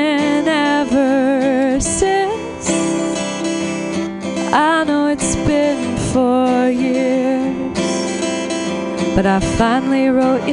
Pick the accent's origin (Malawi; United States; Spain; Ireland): United States; San Francisco, California; I was born and raised in San Francisco.